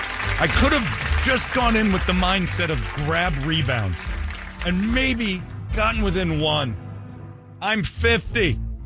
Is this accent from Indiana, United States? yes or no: no; Philadelphia, Pennsylvania, United States; Philadelphia cream cheese. I'm from Philly.